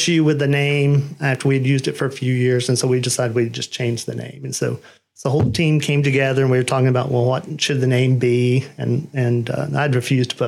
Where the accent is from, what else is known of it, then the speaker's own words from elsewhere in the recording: Dalton, Georgia, United States; now in Canton, United States; I grew up in Dalton, Georgia, the carpet capital of the world